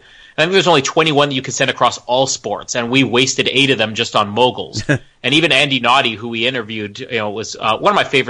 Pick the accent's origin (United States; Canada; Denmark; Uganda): Canada; even though these winter sports are all Canadian and that we usually excel at the winter games more than the summer games